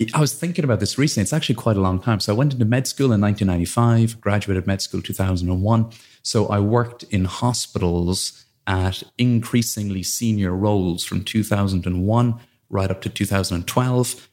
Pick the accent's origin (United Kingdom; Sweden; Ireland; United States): Ireland; Blarney, Munster; moved away; as a kid, I grew up in Ireland in a little village called Blarney